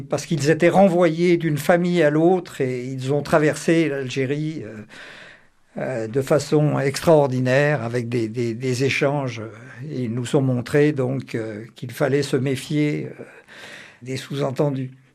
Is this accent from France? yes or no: yes; Auvergne-Rhône-Alpes, France; je suis auvergnat